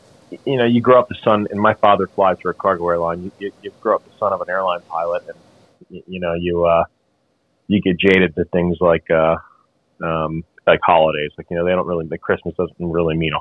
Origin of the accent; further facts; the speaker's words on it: Memphis, Tennessee, United States; I'm from Memphis, Tennessee